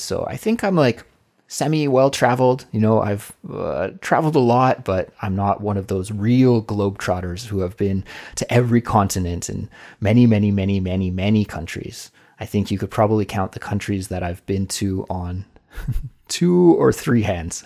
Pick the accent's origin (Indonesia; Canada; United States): Canada; Kelowna, British Columbia; moved away as an adult; now in South Korea; my hometown and my region of Canada. I come from the west coast of Canada, the province of British Columbia. And during the winter in my hometown, Kelowna